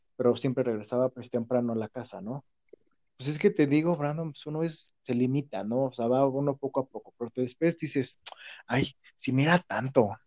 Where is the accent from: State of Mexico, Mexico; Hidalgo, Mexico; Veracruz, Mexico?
Hidalgo, Mexico; also born or lived in Pachuca; acá en mi pueblo